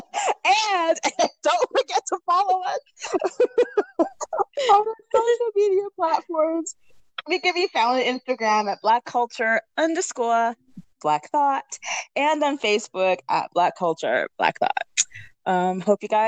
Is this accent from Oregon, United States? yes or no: no; Boston, Massachusetts, United States; now in Brooklyn, United States; I'm from Boston